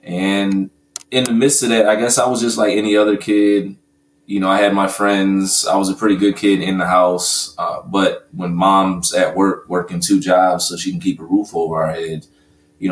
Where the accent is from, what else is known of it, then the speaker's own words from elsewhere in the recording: Glendale Heights, Illinois, United States; moved away as an adult; also born or lived in Virginia; now in Atlanta, United States; grew up in a suburb right outside of Chicago, Illinois, Glendale Heights